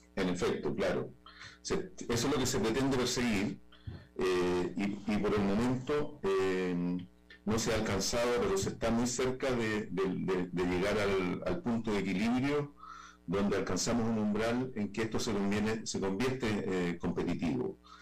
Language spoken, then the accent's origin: Spanish; Antofagasta, Chile; aquí en el norte de Chile, eh, yo soy de de Antofagasta, en mi región